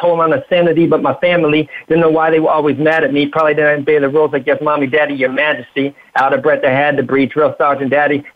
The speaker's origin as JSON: {"language": "English", "town": "Huntington Beach", "region": "California", "country": "United States", "tie": "born or raised there", "said": "I was raised in Huntington Beach, California in 1980"}